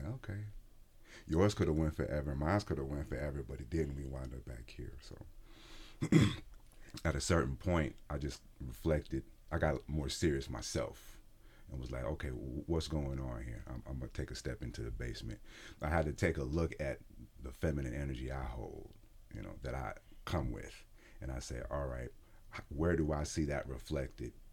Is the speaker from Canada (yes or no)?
no; Detroit, Michigan, United States; moved away; also born or lived in Erie, Pennsylvania; I was born in Pennsylvania, Erie, Pennsylvania, but I was raised in Detroit